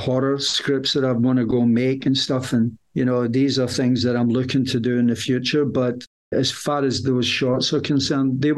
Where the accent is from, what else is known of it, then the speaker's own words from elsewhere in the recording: United Kingdom; I'm British